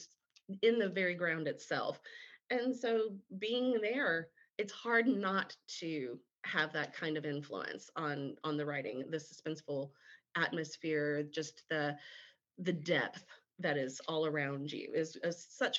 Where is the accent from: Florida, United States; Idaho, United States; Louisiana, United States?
Louisiana, United States; Baton Rouge; Louisiana, especially South Louisiana, where I grew up. I was born and raised in Baton Rouge.